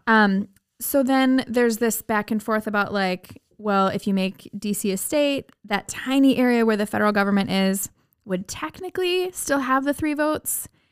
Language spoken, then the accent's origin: English; Minnesota, United States; we're from Minnesota